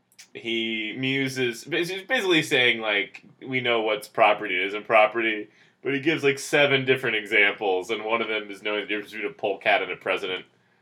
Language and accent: English; United States; I was actually born an hour and 45 minutes southwest of Philadelphia